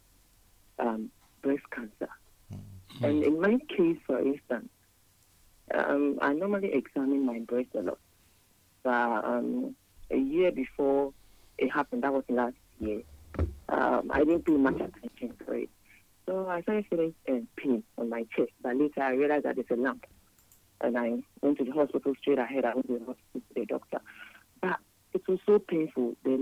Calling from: Houston, Texas, United States; I'm calling from Houston, and I want to contribute on the program.

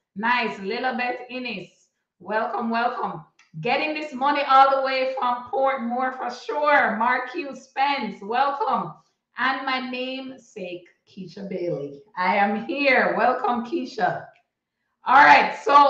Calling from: Toronto, Ontario, Canada; Toronto in the house, the six. Represent, represent. As you guys know, I'm joining in from Canada.

